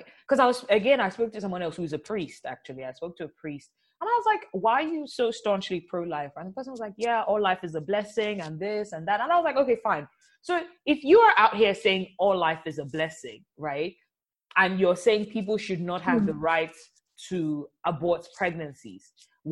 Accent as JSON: {"language": "English", "country": "Nigeria", "said": "I'm also from Nigeria where there's a lot of violence against women."}